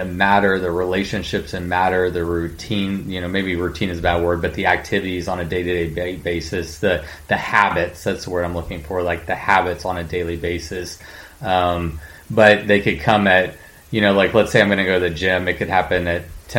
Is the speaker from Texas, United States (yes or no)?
yes; College Station, Texas, United States; I grew up in Bryan College Station